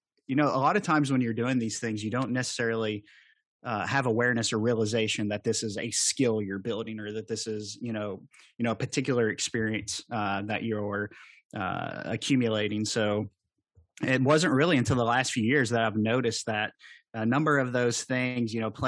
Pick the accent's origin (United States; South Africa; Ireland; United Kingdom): United States; Kentucky; accent: Southern drawl; Well, to explain the Southern draw, I'm from the Appalachian area, southeastern Kentucky.